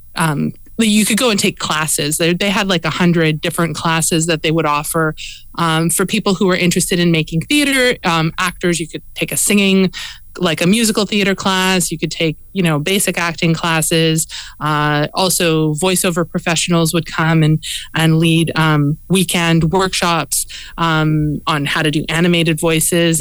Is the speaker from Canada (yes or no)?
yes; Edmonton, Alberta, Canada; moved away as an adult; also born or lived in Montreal; now in Toronto, Canada; I was born in um, in Alberta. I grew up in Edmonton